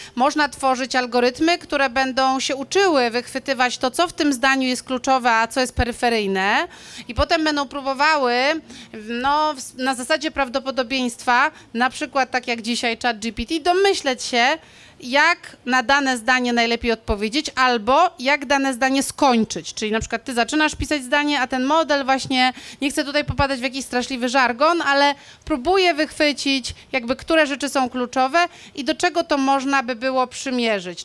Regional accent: Szczecin, West Pomeranian Voivodeship, Poland; moved away; ja chodziłam do dwójki e, na e, Wałach Chrobrego, jeśli chodzi o liceum

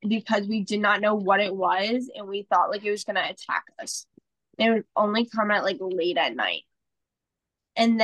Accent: New Jersey, United States; I'm from New Jersey

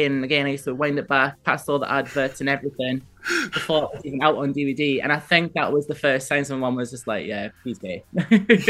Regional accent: Newcastle upon Tyne, North East England, United Kingdom; growing up in Newcastle, like everyone knows who … was

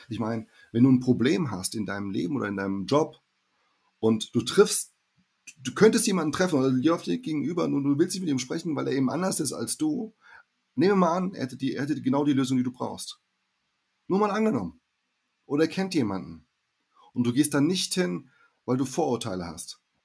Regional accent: Hesse, Germany; also born or lived in Brazil; Ich spreche ja irgendwie Hochdeutsch, ja, ähm, als Hesse

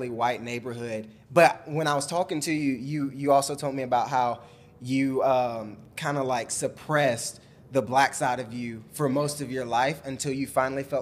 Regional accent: Alabama, United States; I grew up in Alabama.

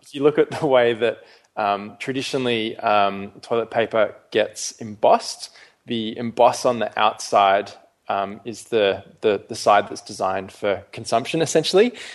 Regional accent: Perth, Western Australia, Australia; moved away as an adult; also born or lived in London / Melbourne; I was actually born and brought up um, initially in London. Then my family moved to Perth when I was quite young

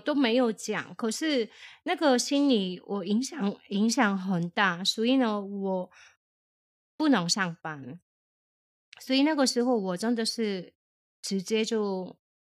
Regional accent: South Korea; now in Taiwan; 我是从韩国来的

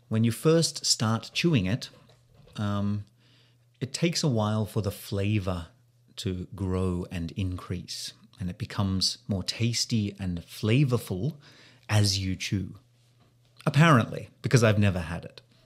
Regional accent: Australia; now in Sendai, Japan

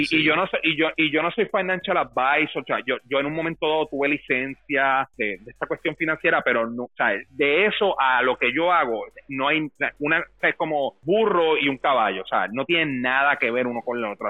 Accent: Dorado, Puerto Rico; moved away; yo me crié en Dorado

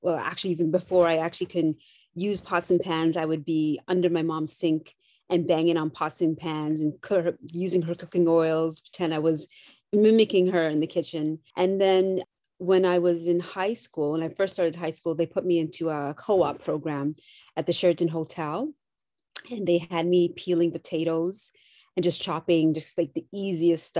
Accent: Canada; I'm Canadian.

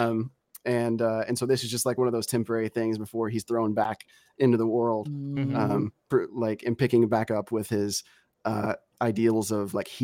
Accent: Arkansas, United States; also born or lived in Tennessee; I'm from Arkansas and Tennessee

